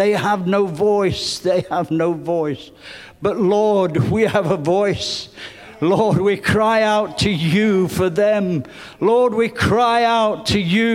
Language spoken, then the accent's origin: English; England, United Kingdom; growing up in England where I did